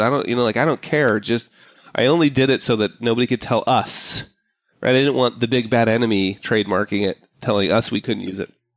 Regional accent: Park City, Utah, United States; moved away; my hometown, Park City, Utah. Like I, I grew up there

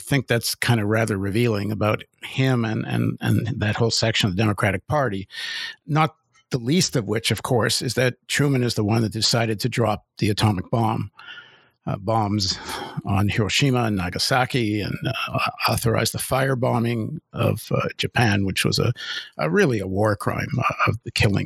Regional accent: Toronto, Ontario, Canada; I grew up in Toronto

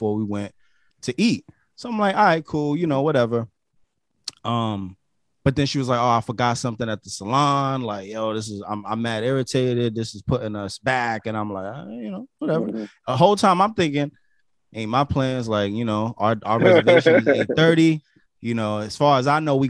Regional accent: New York, United States; accent: New York; this is my New York accent, okay? It's my New York accent

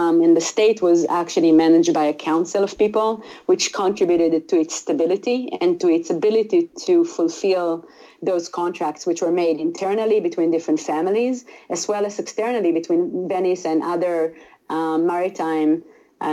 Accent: Israel; moved away as an adult; also born or lived in Italy; now in United States; I grew up in Israel. I was born in a small village in Israel

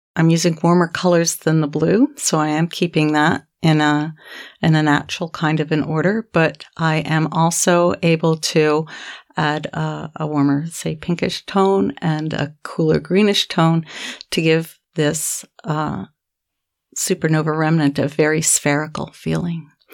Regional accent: Canada; I'm a Canadian and I'm a professor at the University of Manitoba in the middle

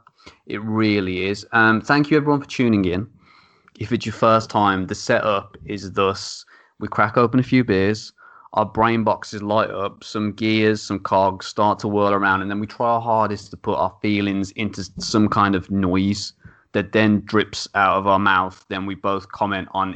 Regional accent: United Kingdom; We're British

